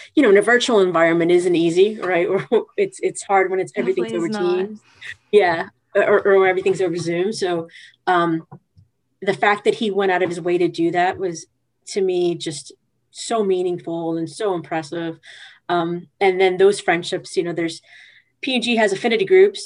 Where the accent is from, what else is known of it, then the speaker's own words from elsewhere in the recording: New York City, New York, United States; moved away as an adult; now in New Jersey, United States; I'm from Queens, but I live in Jersey now